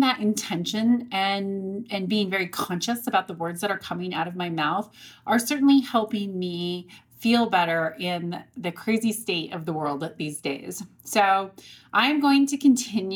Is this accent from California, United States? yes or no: no; Montrose, Colorado, United States; We grew up in Montrose, Colorado together, small rural town on the western slope of Colorado.